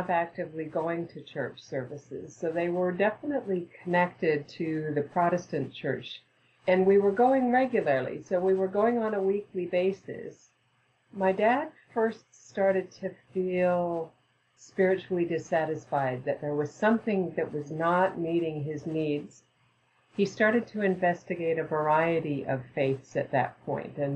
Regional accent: Canada; moved away as an adult; also born or lived in Edmonton, Canada / British Columbia, Canada / Saskatchewan, Canada / Ontario, Canada; now in United States; I was born in Edmonton, Alberta, Canada, and then went to a couple of different places in British Columbia, then to Saskatchewan, and then to Ontario. And at the age of 19, then came down to Ohio in the United States.

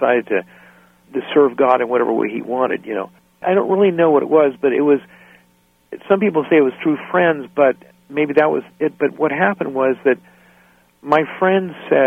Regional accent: central northern California, United States; also born or lived in San Jose, California / Guatemala; I grew up in California. I was born in San Jose and grew up in kind of central northern California

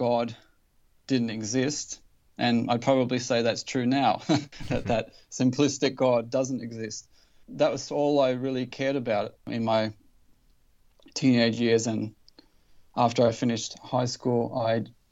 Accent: Newcastle, New South Wales, Australia; I grew up in Newcastle in Australia

